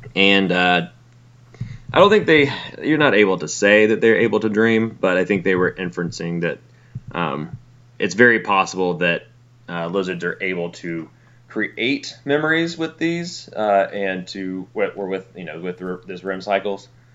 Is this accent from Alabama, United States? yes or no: yes; Alabama, United States; now in South Florida, United States; where I grew up in Alabama